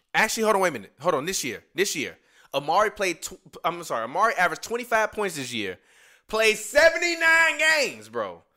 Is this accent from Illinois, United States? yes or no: yes; Chicago, Illinois, United States; I'm from Chicago, motherfucker. I grew up a mile away from that shit.